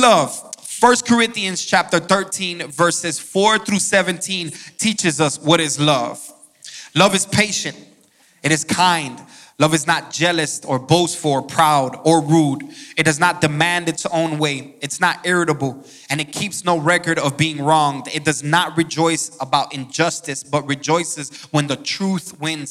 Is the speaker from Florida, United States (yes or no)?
yes; Miami, Florida, United States; moved away as an adult; now in Georgia, United States; I'm from Miami, Florida